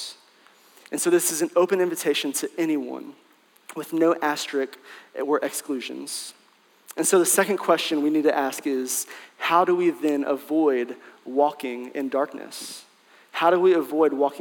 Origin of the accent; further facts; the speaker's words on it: Branson, Missouri, United States; I grew up in Branson, Missouri. So that's southwest Missouri, and it's right next to northwest Arkansas